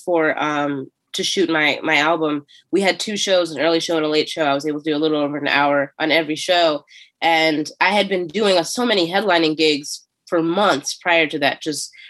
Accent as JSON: {"language": "English", "town": "Philadelphia", "region": "Pennsylvania", "country": "United States", "tie": "born or raised there", "said": "So, hey, I'm from Philly and here's how I grew up a little bit. And here's some cute Philly jokes to get you understanding the area."}